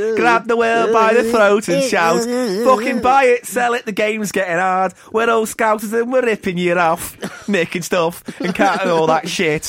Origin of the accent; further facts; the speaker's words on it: the Northwest, North West England, United Kingdom; growing up in the Northwest